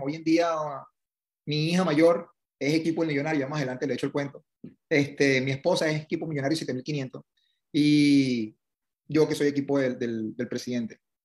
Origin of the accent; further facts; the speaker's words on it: Venezuela; moved away as an adult; also born or lived in Italy; now in United States; me gradué de ingeniero en, en, Venezuela.